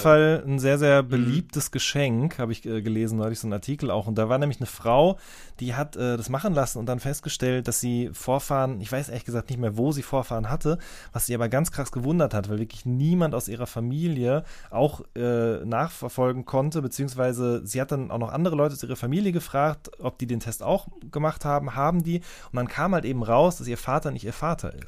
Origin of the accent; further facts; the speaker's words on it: North Rhine-Westphalia, Germany; ich komme ja auch aus NRW